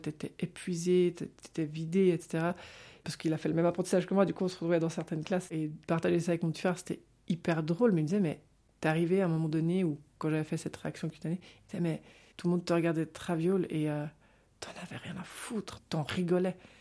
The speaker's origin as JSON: {"language": "French", "region": "Geneva", "country": "Switzerland", "tie": "born or raised there", "said": "je suis née à Genève"}